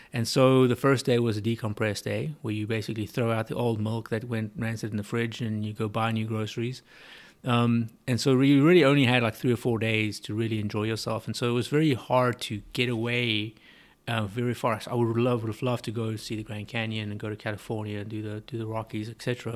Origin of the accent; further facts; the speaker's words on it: South Africa; moved away as an adult; also born or lived in South Texas; now in Katy, United States; I was born and bred in South Africa